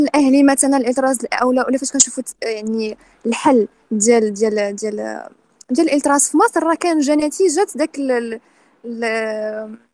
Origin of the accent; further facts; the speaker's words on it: Morocco; الهويه ديالنا كمغاربه